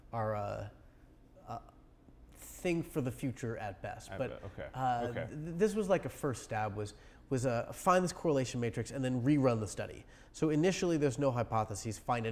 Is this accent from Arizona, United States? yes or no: yes; Arizona, United States; I'm from Arizona, you know, we're used to it down there.